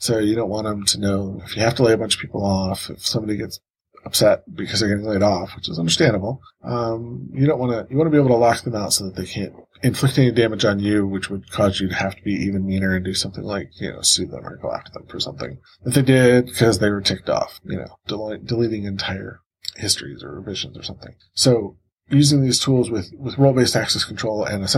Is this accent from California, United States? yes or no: no; Cleveland, Ohio, United States; my hometown of Cleveland, Ohio